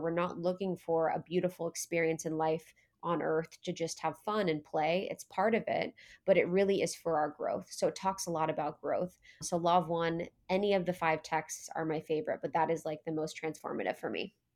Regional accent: Ohio, United States; I was born in Ohio

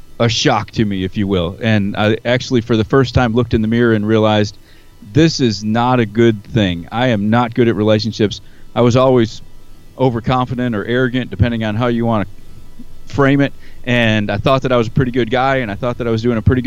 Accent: New York, United States; moved away as an adult; now in Alabama, United States; I grew up in New York, but I've been down here for 10 years

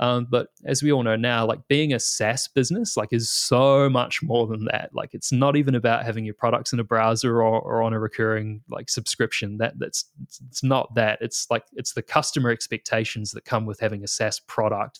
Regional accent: New Zealand; moved away as an adult; now in Australia; you probably tell by the accent, I'm originally from New Zealand

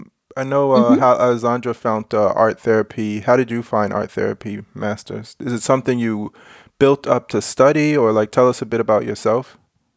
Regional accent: United States; I'm American

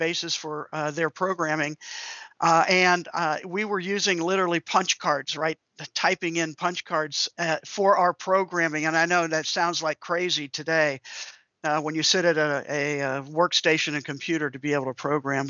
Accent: D.C., Maryland suburbs of Washington, United States; the Washington, D.C. area, where I grew up in the Maryland suburbs there.

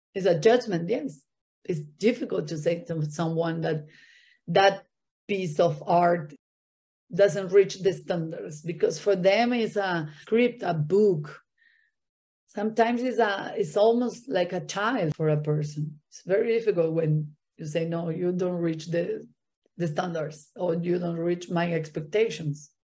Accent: Buenos Aires, Argentina; English is a second language; moved away as an adult; also born or lived in Miami; now in Brazil; I was born and raised in Argentina, in Buenos Aires

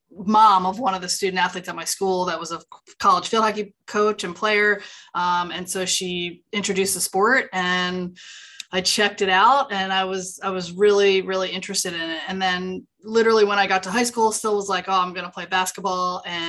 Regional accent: Radnor, Pennsylvania, United States; now in Iowa, United States; I grew up in Radnor, Pennsylvania, which is super close to Villanova University.

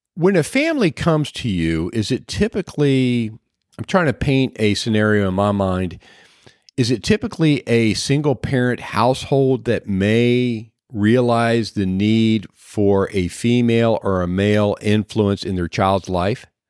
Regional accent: Clinton County, Ohio, United States; moved away; I came from Clinton County, Ohio. We had the, uh, pork queen every year

